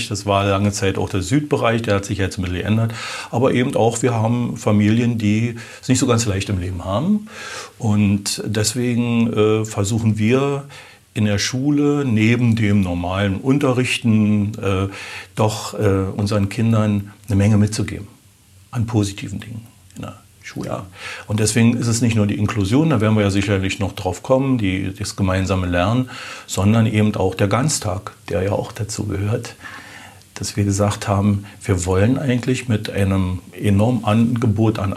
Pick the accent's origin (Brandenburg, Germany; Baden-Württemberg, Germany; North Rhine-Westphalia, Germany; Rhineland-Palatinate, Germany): Brandenburg, Germany; Hohen Neuendorf; ich bin geboren in Hohneuendorf und habe also meine äh, ersten 20 Jahre auch in Hohneuendorf gelebt.